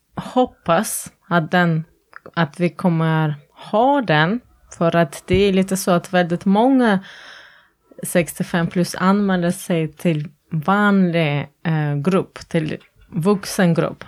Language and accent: Swedish; Latvia; Swedish is a second language; also born or lived in Norway; now in Sweden; jag är från Lettland